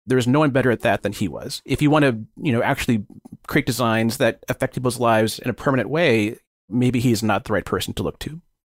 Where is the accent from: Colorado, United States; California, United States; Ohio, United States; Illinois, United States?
California, United States; Bay Area; growing up in the Bay Area